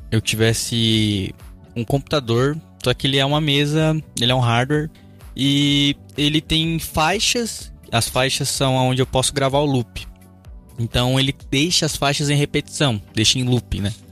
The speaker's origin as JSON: {"language": "Portuguese", "town": "Curitiba", "region": "Paraná", "country": "Brazil", "said": "sou de Curitiba"}